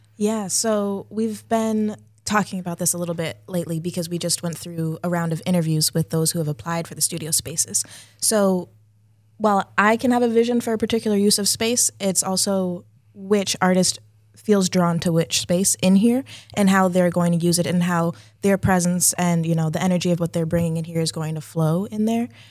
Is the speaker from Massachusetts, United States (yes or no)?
yes; Leominster, Massachusetts, United States; also born or lived in Amherst, Massachusetts; I was born in Leominster